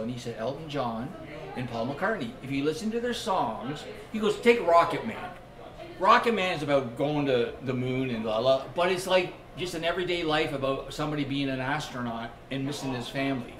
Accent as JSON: {"language": "English", "town": "Scarborough", "region": "Ontario", "country": "Canada", "tie": "born or raised there", "said": "where I grew up in Scarborough"}